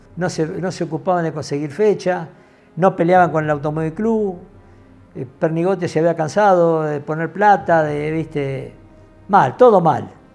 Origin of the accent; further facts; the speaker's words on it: Luján, Buenos Aires Province, Argentina; yo soy de Luján